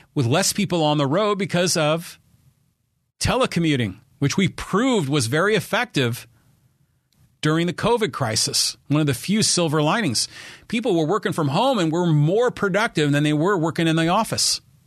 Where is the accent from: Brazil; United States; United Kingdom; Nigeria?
United States; San Francisco Bay Area, California; moved away as an adult; also born or lived in La Jolla, California; now in Poway, United States; I was from the Bay Area